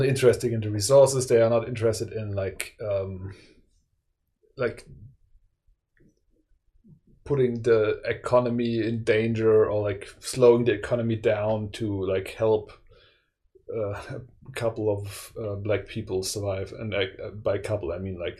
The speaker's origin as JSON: {"language": "English", "country": "Germany"}